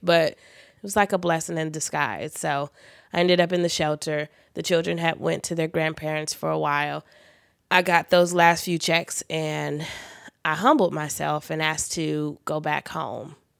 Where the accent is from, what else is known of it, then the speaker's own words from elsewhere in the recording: Los Angeles, California, United States; I was born in the Queen of Angels Hospital, which was in Hollywood